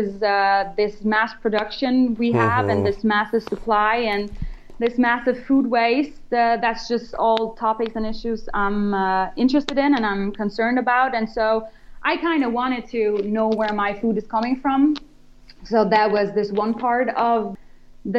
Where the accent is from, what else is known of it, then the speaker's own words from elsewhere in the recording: Germany; moved away; I'm from Germany, and we founded the company here